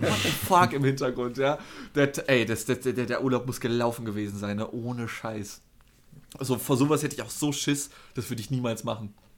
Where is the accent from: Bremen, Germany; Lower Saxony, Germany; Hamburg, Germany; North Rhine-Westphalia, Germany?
North Rhine-Westphalia, Germany; moved away; also born or lived in Northern Germany; ich nenne es halt auch Karneval als NRW-Mensch